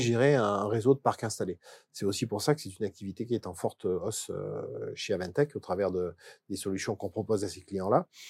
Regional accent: Valence, Auvergne-Rhône-Alpes, France; also born or lived in Ardèche; Je suis né à Valence. Je suis né à Valence, mais effectivement, j'habite en Ardèche je suis de Romard-des-Choix

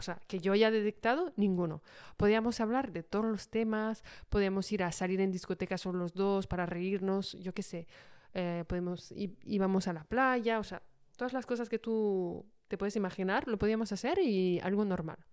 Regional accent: Paris, Île-de-France, France; moved away as an adult; also born or lived in London; como soy de París, pues volvimos a, Francia

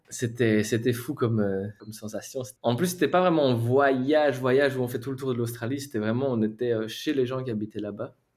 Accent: near Charleroi, Wallonia, Belgium; moved away as an adult; now in Barcelona, Spain; Je viens de Belgique. Même pas besoin de dire que je viens de Belgique parce que ça, ça s'entend

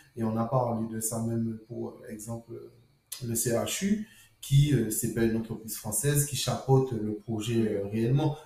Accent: Guadeloupe

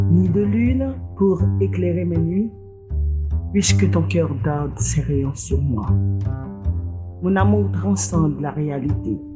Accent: Jérémie, Grand'Anse, Haiti; born there; Je suis née dans la Cité des Poètes.

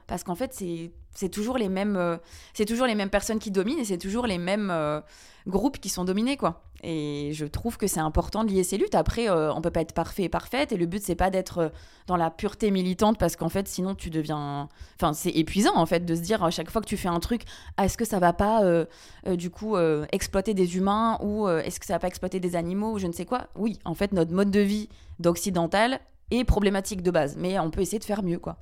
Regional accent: France; moved away as an adult; also born or lived in Guatemala; now in Belgium; j'ai grandi en France euh, avec du fromage tous les jours

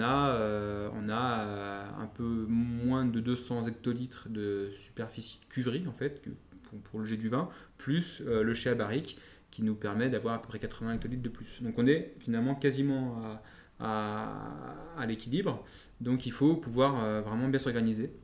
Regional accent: Lyon, Auvergne-Rhône-Alpes, France; en tant que Lyonnais, Lyonnais Pur Lyonnais

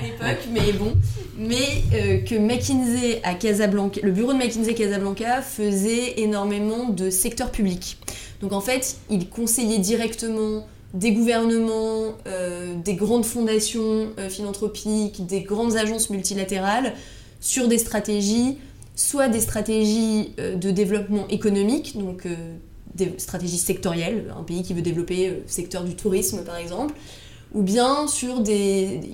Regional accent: Paris, Île-de-France, France; je suis née, j'ai grandi à Paris, donc petite bulle parisienne.

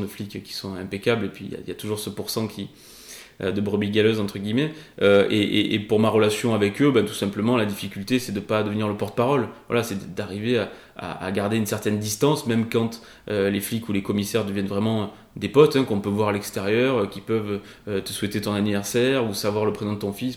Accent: Avignon, Provence-Alpes-Côte d'Azur, France; also born or lived in Rochefort-du-Gard / Les Angles / Paris; chez moi, à Avignon

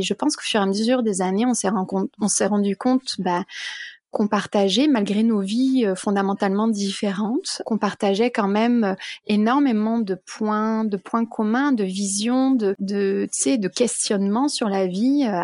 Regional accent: France; now in Canada; donc je suis devenue canadienne, je me sens canadienne, je me sens aussi française, peut-être un peu plus française que canadienne.

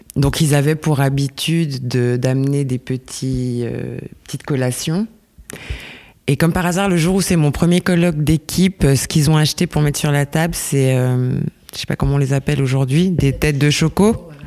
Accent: Lausanne, Vaud, Switzerland; je viens de, je viens de Lausanne

